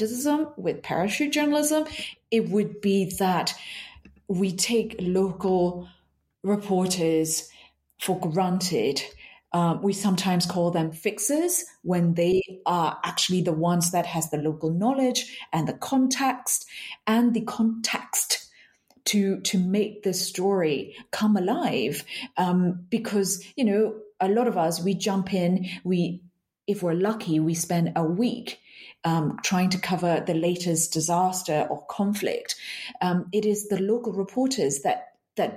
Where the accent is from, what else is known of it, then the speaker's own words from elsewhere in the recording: Yangon, Yangon Region, Myanmar; moved away as an adult; now in Italy; I was born and raised in Myanmar